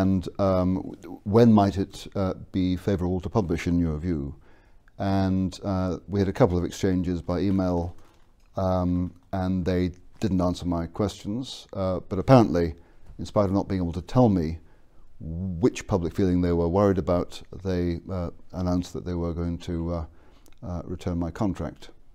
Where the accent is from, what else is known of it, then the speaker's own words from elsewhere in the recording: England, United Kingdom; moved away; also born or lived in Scotland; I was born in Scotland and educated in England.